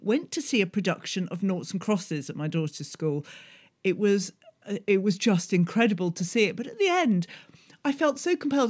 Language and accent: English; United Kingdom; being British